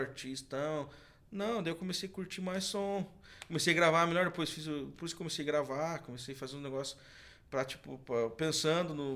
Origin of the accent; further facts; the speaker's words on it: Canoinhas, Santa Catarina, Brazil; also born or lived in Curitiba; Na verdade, eu nasci em Curitiba, mas fui criado em Santa Catarina. Hum. Na cidade ali que é até perto, no, no norte de Santa Catarina